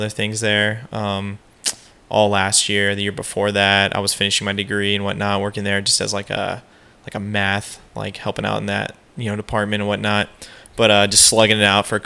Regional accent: Peoria, Arizona, United States; Growing up in Peoria.

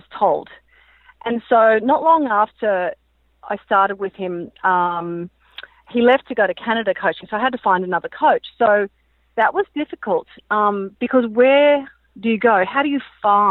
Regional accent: Brisbane, Queensland, Australia; growing up in Brisbane, you know, it was really hot

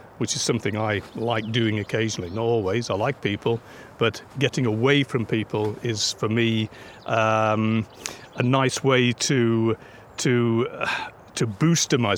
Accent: Peak District, East Midlands, United Kingdom; now in Cairngorms, Scotland, United Kingdom; I grew up in the Peak District, in the national park there.

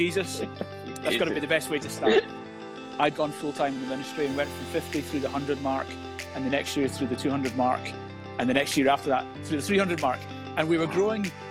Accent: Glasgow, Scotland, United Kingdom; moved away as an adult; now in Edinburgh, United Kingdom; I spent half my life growing up in Glasgow until I was 22. And then I moved through when I was 22 to start Destiny Church in Edinburgh.

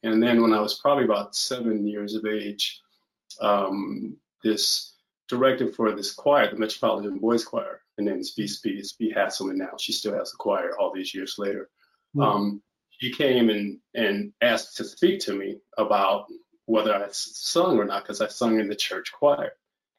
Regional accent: Minneapolis, Minnesota, United States; moved away as an adult; also born or lived in Chicago; I moved there from Minneapolis from originally

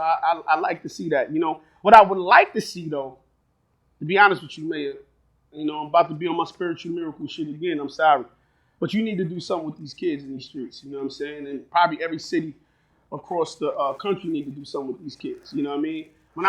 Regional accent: Jamaica; You know, you Haitian, I'm Jamaican.

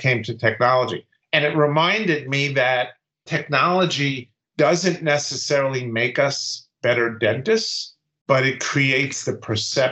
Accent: New York City, New York, United States; also born or lived in White Plains, New York; my first practice was in Brooklyn, where I grew up

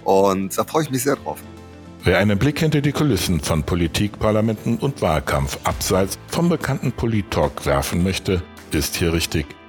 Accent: Düsseldorf, North Rhine-Westphalia, Germany; meiner Heimatstadt, da wo mein Herzblut halt reinfließt, nämlich Düsseldorf

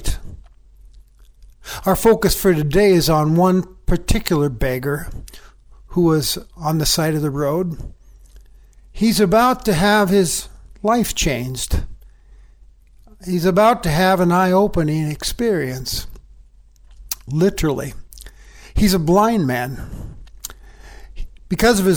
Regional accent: Livingston, Montana, United States; my hometown of Livingston, Montana

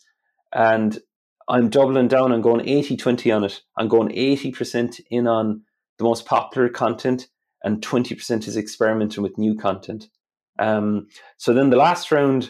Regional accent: Ireland; accent: Irish; My Irish accent

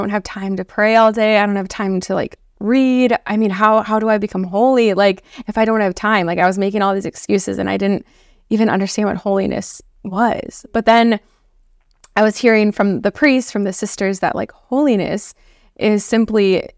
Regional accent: Blaine, Minnesota, United States; moved away as an adult; also born or lived in Iowa; I am originally from Blaine, Minnesota. So it's a suburb of the Twin Cities. Mm-hmm. Born and raised there, so I'm a Midwest girl. And I grew up in Minnesota

